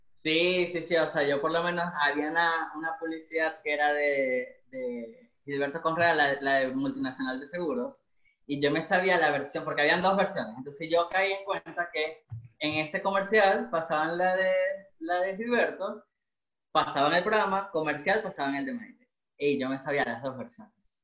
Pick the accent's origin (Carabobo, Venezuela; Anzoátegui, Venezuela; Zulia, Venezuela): Zulia, Venezuela; Maracaibo; moved away as an adult; now in Santiago, Chile; yo soy maracucho